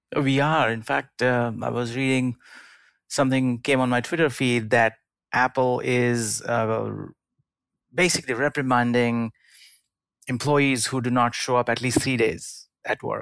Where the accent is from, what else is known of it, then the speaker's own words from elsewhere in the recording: India; moved away; i grew up in india